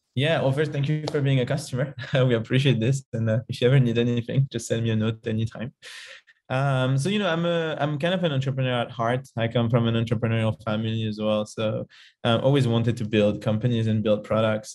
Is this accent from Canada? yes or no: no; Paris, Île-de-France, France; moved away; I'm from Paris originally and lived in lots of different countries.